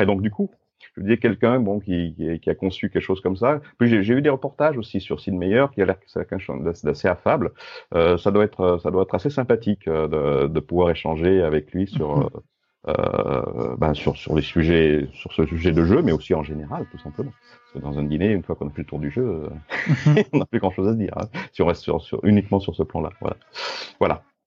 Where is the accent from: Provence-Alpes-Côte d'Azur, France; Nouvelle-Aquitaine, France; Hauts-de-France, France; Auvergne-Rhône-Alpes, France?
Auvergne-Rhône-Alpes, France; Grenoble; je suis grenoblois